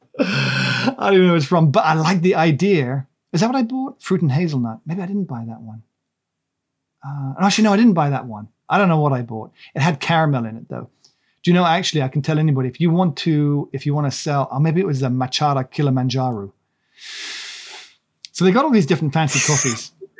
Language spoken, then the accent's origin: English; Monmouth, Wales, United Kingdom; moved away; also born or lived in Shropshire; I grew up in the Wye Valley. I mean, near the Wye Valley in a place called Cherry Orchard Farm, near Monmouth. And then we moved to Shropshire